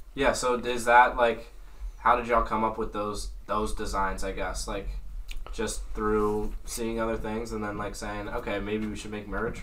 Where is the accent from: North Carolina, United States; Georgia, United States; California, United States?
North Carolina, United States; I'm from the South. I'm from North Carolina.